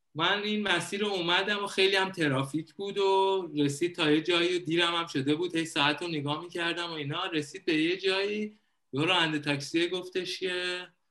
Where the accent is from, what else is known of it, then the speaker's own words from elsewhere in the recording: Iran; moved away as an adult; now in Thailand; به عنوان یه ایرانی میای خارج از کشور